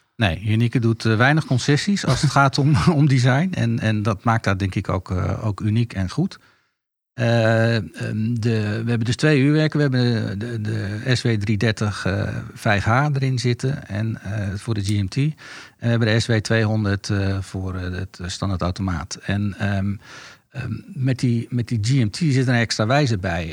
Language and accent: Dutch; Netherlands; We zijn Nederlanders, er zitten Italiaanse invloeden in.